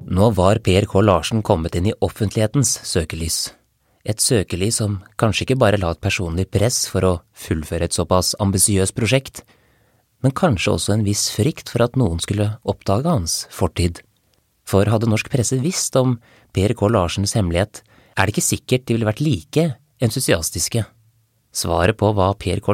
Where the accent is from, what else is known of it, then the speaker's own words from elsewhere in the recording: Norway; Som nordmann